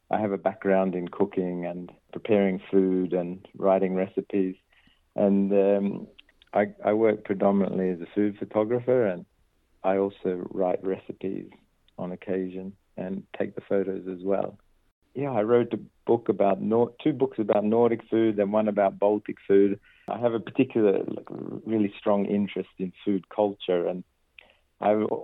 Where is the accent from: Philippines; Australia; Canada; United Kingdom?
Australia; Perth, Western Australia; born there; So the Maltese heritage is on my dad's side and um, a lot of I was born in Perth and a lot of his family are in Perth